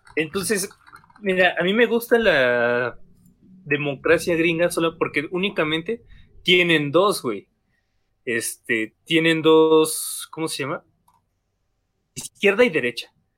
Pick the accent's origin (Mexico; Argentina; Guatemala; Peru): Mexico; este cansancio como mexicanos, porque a fin de cuentas vivimos una realidad